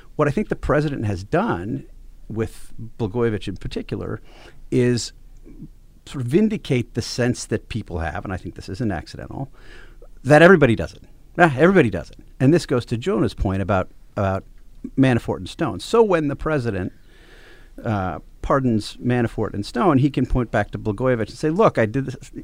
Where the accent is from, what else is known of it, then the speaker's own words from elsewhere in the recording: Wisconsin, United States; I'm from Wisconsin.